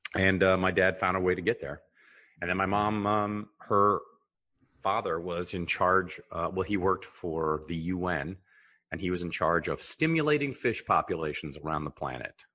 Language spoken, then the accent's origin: English; Mercer Island, Washington, United States; also born or lived in Rome, Italy; we grew up on Mercer Island.